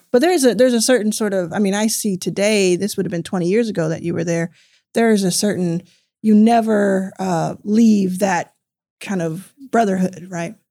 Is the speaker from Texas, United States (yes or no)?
yes; Dallas, Texas, United States; also born or lived in Jackson, Mississippi; I grew up in Dallas, Texas